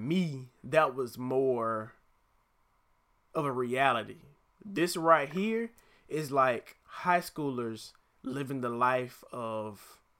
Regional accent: Atlanta, Georgia, United States; I'm from Atlanta.

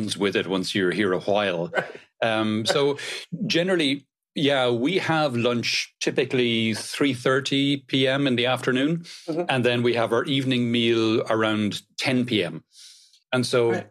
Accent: Cork, Munster, Ireland; moved away as an adult; now in Spain; I'm originally from Ireland, originally from Cork on the south coast of Ireland.

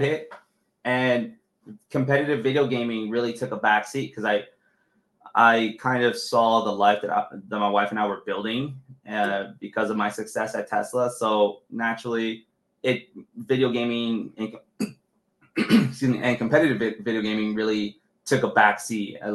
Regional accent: Los Angeles, California, United States; I grew up in East

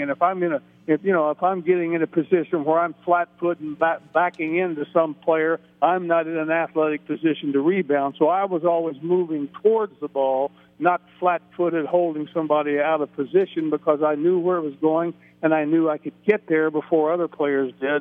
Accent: Middletown, Ohio, United States; I'm from Middletown, Ohio, Middletown Middies

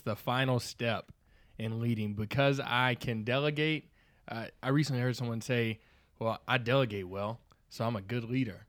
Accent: the South, United States; accent: slight southern drawl; I'm from the South

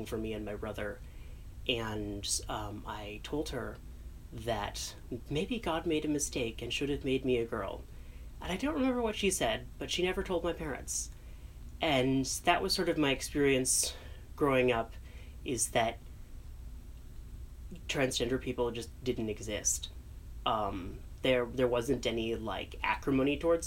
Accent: Chicago, Illinois, United States; I grew up in North Suburban Chicago

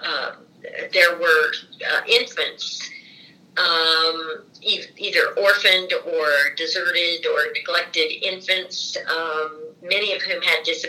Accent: Los Angeles, California, United States; moved away as an adult; also born or lived in Indiana; now in Bloomington, United States; I was born in Los Angeles, California, in March of 1946

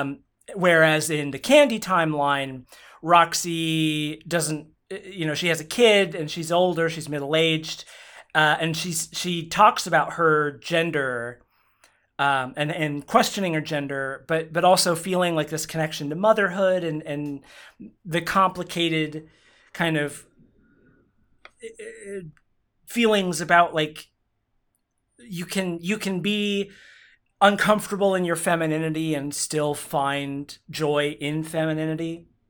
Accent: Oklahoma, United States; I grew up in Oklahoma.

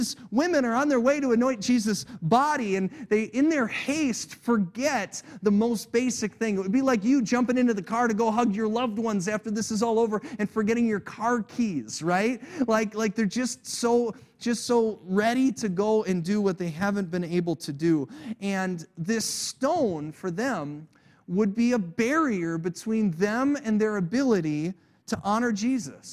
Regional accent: United States; I was born in America

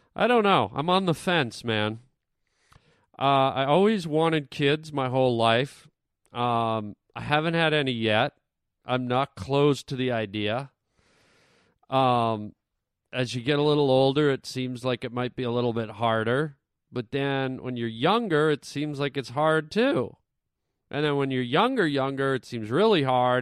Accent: Canada; now in Los Angeles, United States; I grew up in Canada where gophers were, like, big

